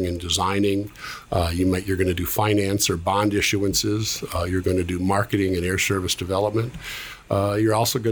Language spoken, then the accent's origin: English; Minneapolis, Minnesota, United States; moved away as an adult; also born or lived in North Dakota / upstate New York; now in Bloomington, United States; I'm originally from Minneapolis